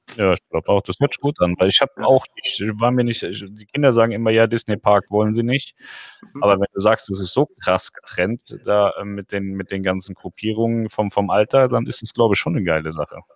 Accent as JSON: {"language": "German", "country": "Germany", "said": "uns in Deutschland"}